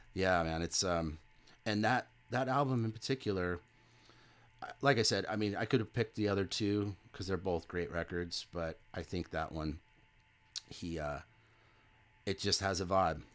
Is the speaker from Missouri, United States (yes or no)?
no; California, United States; moved away as an adult; now in Texas, United States; I was born in California